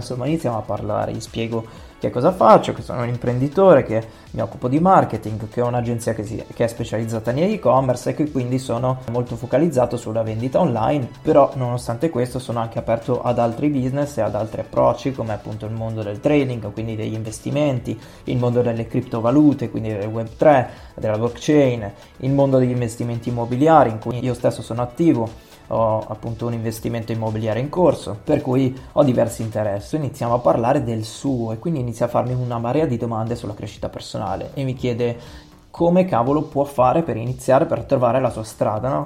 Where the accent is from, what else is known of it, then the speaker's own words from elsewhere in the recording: Milan, Lombardy, Italy; Io sono di Milano, sono nato a Milano, ho sempre vissuto a Milano